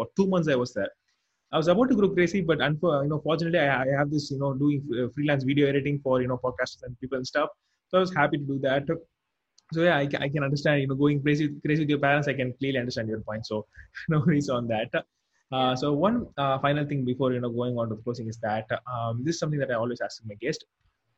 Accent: India; I'm an Indian.

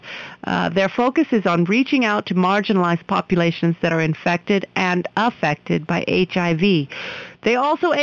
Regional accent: United States; now in India; I'm an American

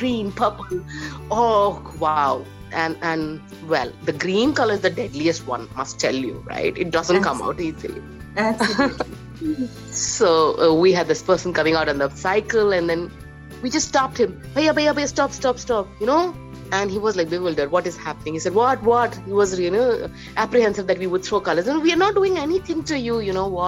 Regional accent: Ranchi, Jharkhand, India; now in Jamshedpur, India; So I have been born in Ranchi. And that time it was Bihar. And now I am in Jamshedpur

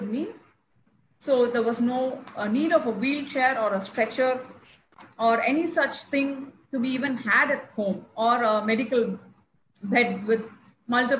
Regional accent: Chennai, Tamil Nadu, India; I'm from Chennai

